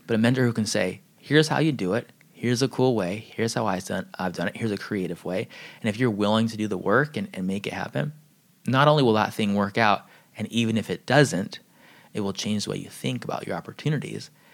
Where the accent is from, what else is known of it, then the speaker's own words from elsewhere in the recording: San Diego, California, United States; I grew up in San Diego